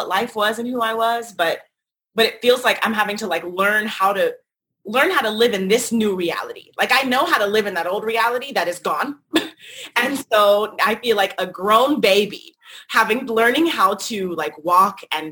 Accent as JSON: {"language": "English", "region": "North Carolina", "country": "United States", "tie": "born or raised there", "also_born_or_lived": "Washington, District of Columbia, United States / Brooklyn / Los Angeles", "moved": "as an adult", "said": "I left college, which was in my home state, North Carolina"}